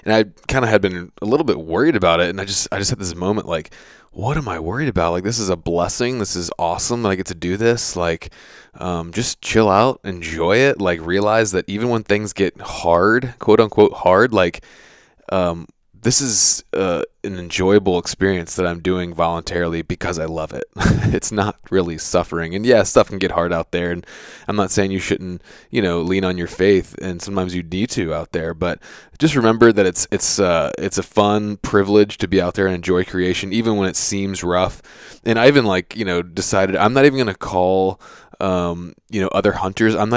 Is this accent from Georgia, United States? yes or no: no; Virginia, United States; I'm from Virginia